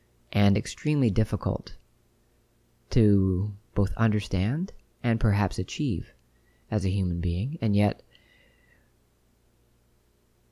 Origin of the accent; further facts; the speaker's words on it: Ottawa, Ontario, Canada; my hometown of Ottawa, where I was born and raised